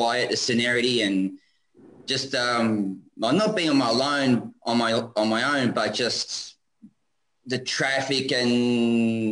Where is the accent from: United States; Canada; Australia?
Australia; Sydney, New South Wales; also born or lived in Kingswood, New South Wales; I'm originally from Sydney.